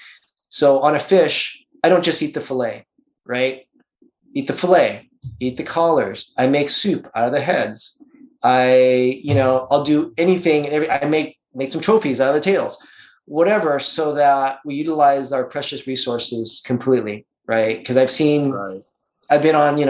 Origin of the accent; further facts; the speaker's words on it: Las Vegas, Nevada, United States; moved away as an adult; also born or lived in Singapore; now in California, United States; I grew up my childhood life in Vegas from second grade until I got out of high school